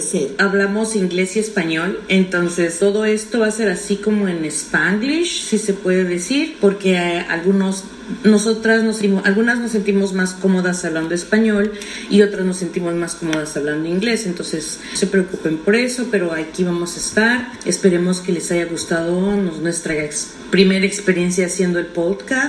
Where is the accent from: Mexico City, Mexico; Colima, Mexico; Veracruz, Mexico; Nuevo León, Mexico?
Mexico City, Mexico; also born or lived in Brooklyn, New York; now in New York, United States; soy mexicana de la Ciudad de México, eh, que tengo en este país aproximadamente unos 20 años.